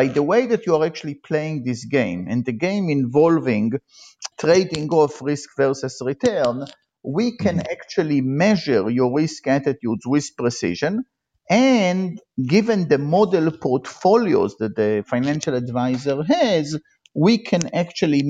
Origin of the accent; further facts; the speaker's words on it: Israel; moved away as an adult; now in United States; I grew up in Israel, and I was, like all Israelis, I was in the military